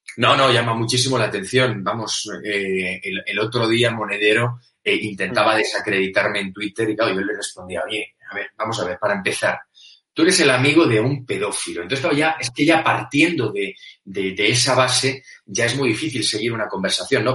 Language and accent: Spanish; Spain; a mí como español que ha estado dos veces en Bolivia